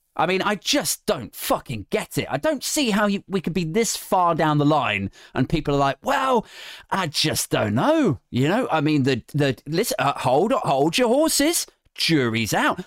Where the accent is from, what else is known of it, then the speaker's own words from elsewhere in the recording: Berkshire, South East England, United Kingdom; moved away; I'm from Berkshire originally